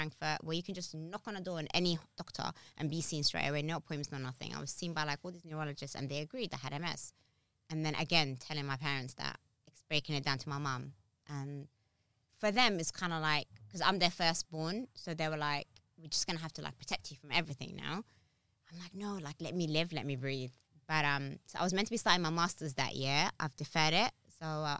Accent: Abu Dhabi, United Arab Emirates; also born or lived in Harrow / Somaliland; now in London, United Kingdom; I'm born and raised in a hot country, by the way. I'm born and raised in Abu Dhabi. I'm African

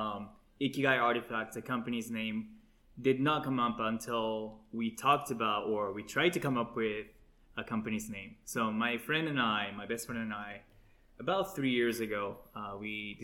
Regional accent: Japan; moved away; I was born and raised in Japan, it's part of my culture

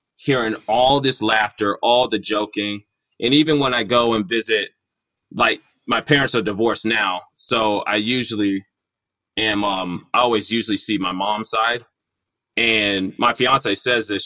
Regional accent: Irving, Texas, United States; we grew up in Irving, there's a group of my friends that I made there

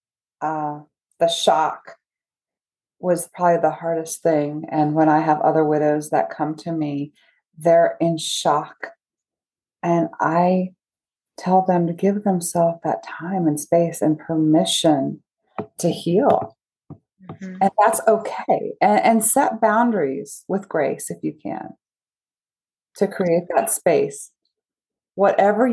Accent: Charleston, South Carolina, United States; I grew up in Charleston.

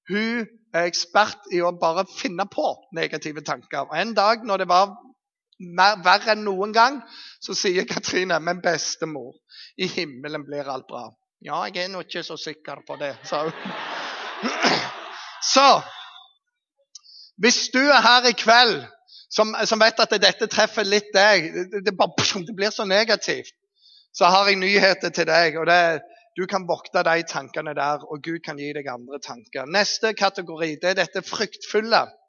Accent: Eastern Norway, Norway; Men jeg kommer jo fra Østlandet, tross alt.

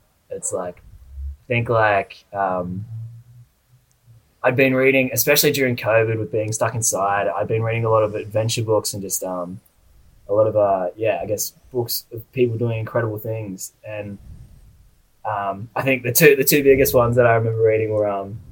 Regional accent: Kiama, New South Wales, Australia; moved away as an adult; now in Brisbane, Australia; So I grew up down in a little town called like Kiama. So it's about like 2 hours south of Sydney in New South Wales.

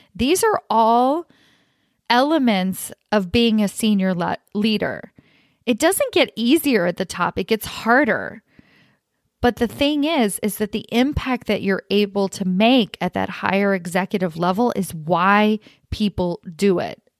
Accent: Kentucky, United States; now in California, United States; I grew up in Kentucky

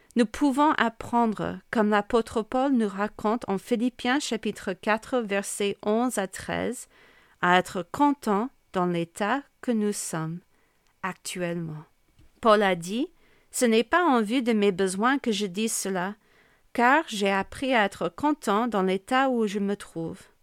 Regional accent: United States; accent: American; French is a second language; moved away as an adult; now in Amiens, France; je pense que tu peux constater mon accent bien américain, qui ne se perd pas même après plus de 20 ans vécu en France

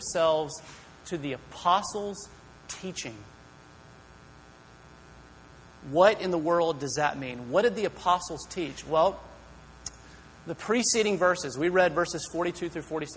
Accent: Greenville, United States; moved away as an adult; now in Berkeley, United States; I'm from Greenville. I grew up here

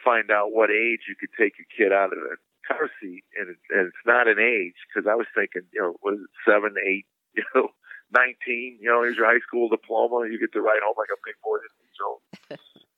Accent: Sauk Village, Illinois, United States; moved away as an adult; also born or lived in Boston / New Jersey / Phoenix; now in Nashville, United States; I grew up in Chicago and I live in Nashville

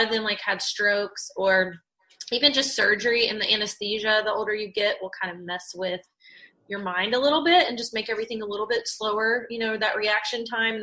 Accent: Fairview, North Carolina, United States; moved away; also born or lived in Asheville; I'm from Asheville. And actually Fairview, kind of like very heavily laden with cows and pastures and curvy roads

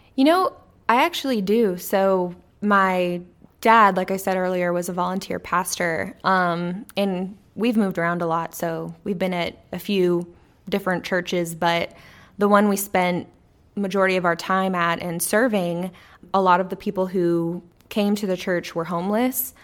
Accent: Corpus Christi, Texas, United States; I grew up in Corpus Christi, Texas

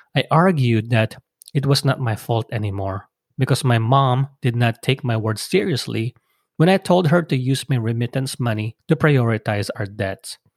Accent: Philippines; moved away; come back to my home country

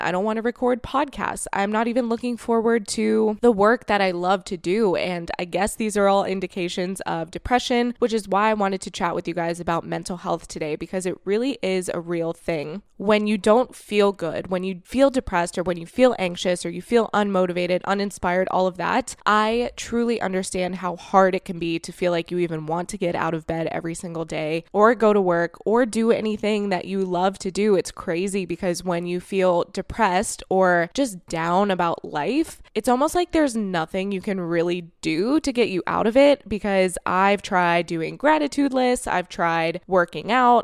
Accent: Florida, United States; moved away; I was raised in Florida

